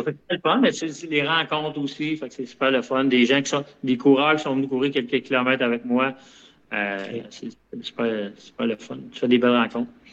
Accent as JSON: {"language": "French", "town": "Longueuil", "region": "Quebec", "country": "Canada", "tie": "born or raised there", "said": "C'est ma ville natale, Longueuil."}